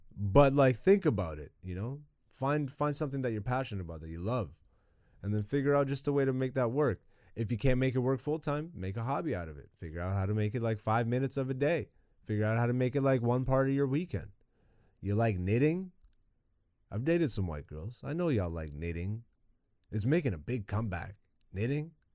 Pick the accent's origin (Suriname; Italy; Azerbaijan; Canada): Canada; me living in Canada and growing up in Canada